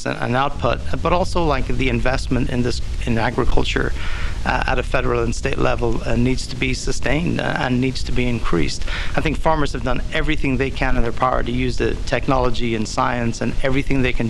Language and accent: English; Ireland; moved away; I grew up in Ireland